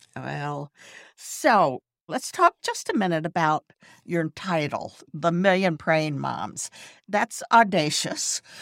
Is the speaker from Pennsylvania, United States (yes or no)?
no; Texas, United States; also born or lived in California; now in Florida, United States; I grew up in Texas, and I've been in Florida for more than thirty years now